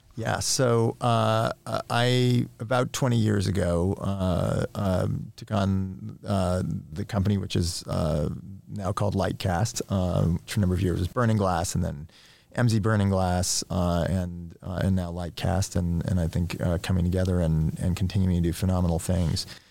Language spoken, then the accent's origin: English; New York, United States; I grew up in New York in the nineteen eighties